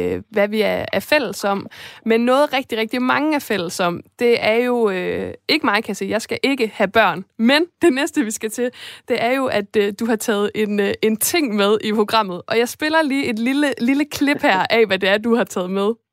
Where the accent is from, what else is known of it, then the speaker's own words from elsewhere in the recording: Esbjerg, Southern Denmark, Denmark; jeg kommer fra Esbjerg, og Fanø ligger lige ved siden af